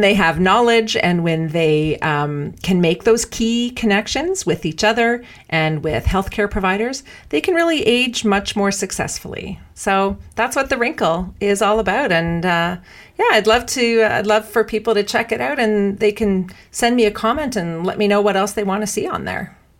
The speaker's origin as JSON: {"language": "English", "country": "Canada", "said": "I'm Canadian"}